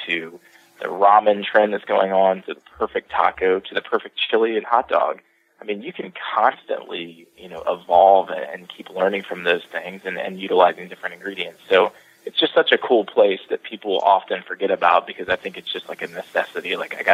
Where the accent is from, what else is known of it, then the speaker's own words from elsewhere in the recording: the South, United States; being born and raised in the South